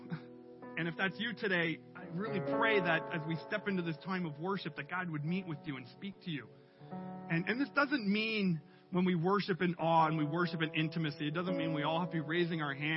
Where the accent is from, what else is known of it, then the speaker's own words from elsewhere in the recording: Canada; we're too Canadian